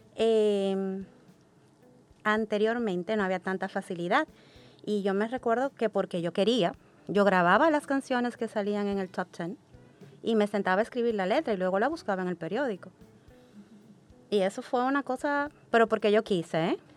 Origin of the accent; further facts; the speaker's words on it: Dominican Republic; Yo nací y crecí en República Dominicana